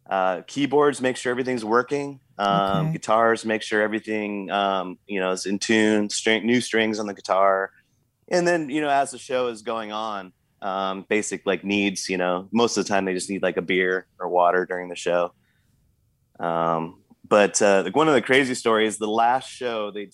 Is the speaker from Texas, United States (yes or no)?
no; Southern California, United States; moved away as an adult; now in San Francisco Bay Area, United States; I grew up in Southern California and I moved to the Bay in like 2005